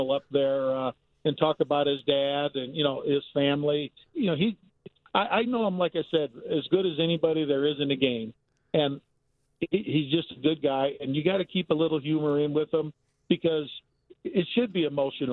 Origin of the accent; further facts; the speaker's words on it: Gary, Indiana, United States; I'm coming from Gary, Indiana